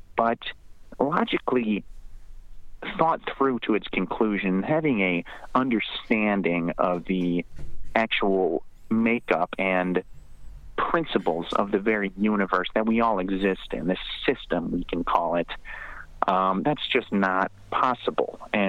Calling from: West Alberta, Canada; I'm calling from West Alberta.

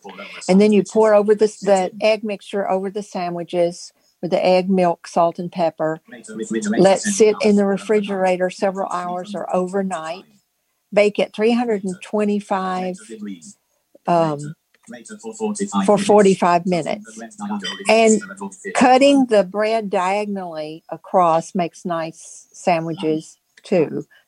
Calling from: Virginia, United States; I'm calling from Virginia, and I am going to give a recipe that I got like 35 years ago when I lived in Nashville

